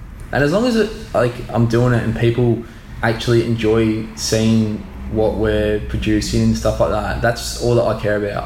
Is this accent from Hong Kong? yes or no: no; Gold Coast, Queensland, Australia; we are so lucky to be from here. Like, yeah, this is probably the best place to grow up.